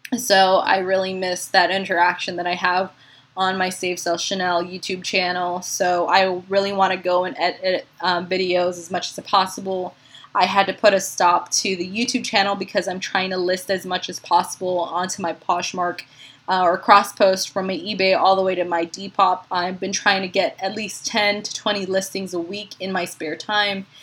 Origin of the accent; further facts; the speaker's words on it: Philippines; now in San Antonio, United States; being a Filipina